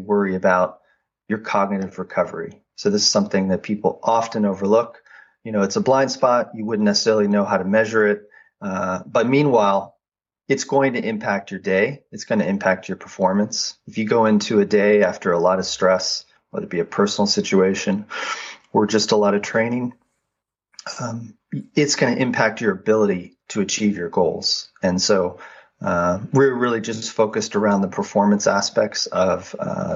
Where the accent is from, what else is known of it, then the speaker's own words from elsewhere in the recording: Boulder, Colorado, United States; I grew up in Boulder, Colorado, worked my way up to an elite level in cycling